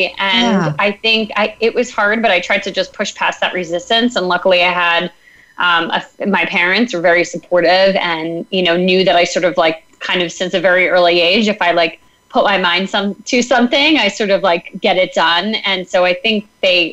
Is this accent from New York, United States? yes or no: yes; Northern Westchester, New York, United States; moved away as an adult; also born or lived in Philadelphia; I grew up in Northern Westchester, just about an hour north of the city